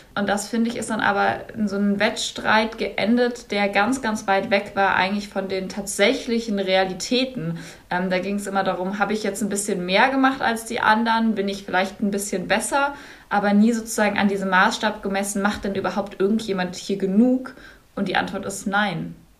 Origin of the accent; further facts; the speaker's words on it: North Rhine-Westphalia, Germany; ich komme aus Nordrhein-Westfalen